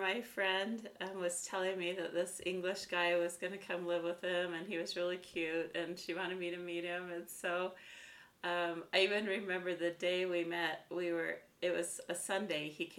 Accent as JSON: {"language": "English", "town": "Kaysville", "region": "Utah", "country": "United States", "tie": "born or raised there", "said": "I grew up in Kaysville, Utah."}